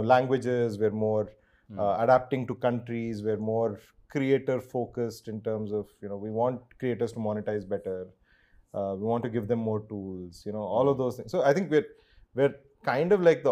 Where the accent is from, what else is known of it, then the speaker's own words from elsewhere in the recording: Bangalore, Karnataka, India; I'm from Bangalore. I'm a Kannadiga.